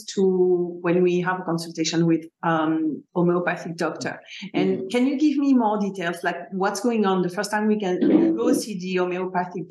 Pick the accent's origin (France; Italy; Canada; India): France; So I grew up in France